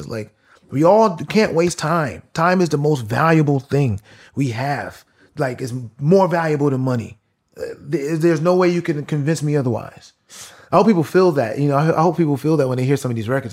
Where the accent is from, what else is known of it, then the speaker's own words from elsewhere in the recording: New York, United States; I'm from New York